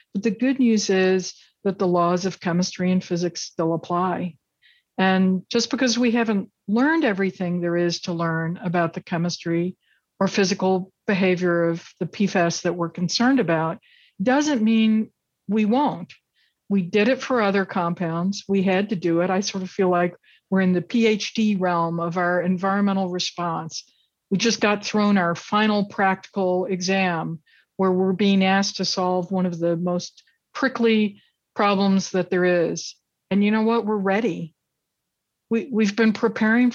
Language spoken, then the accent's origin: English; Kentucky, United States; I grew up in Kentucky